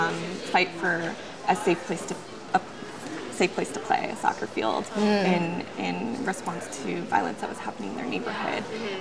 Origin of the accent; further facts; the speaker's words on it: Oakland, California, United States; also born or lived in Japan; being half Japanese and having grown up, I grew up in Oakland, and I also grew up in Japan.